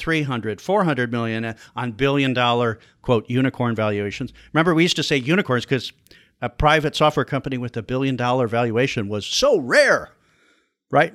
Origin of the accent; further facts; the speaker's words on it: Chicago, Illinois, United States; also born or lived in Iowa; I'm from the Chicago area, went to school at Iowa, and came back to Chicago in eighty-seven to look for a job